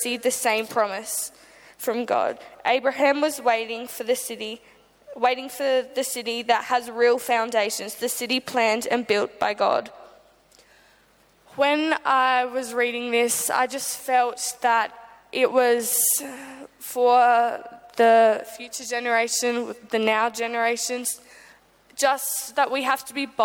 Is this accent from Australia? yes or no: yes; Adelaide, South Australia, Australia; I'm from Adelaide, Australia